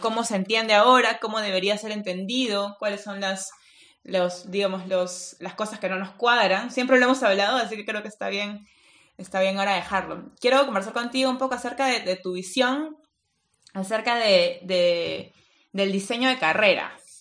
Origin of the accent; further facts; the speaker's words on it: Peru; now in Finland; soy peruana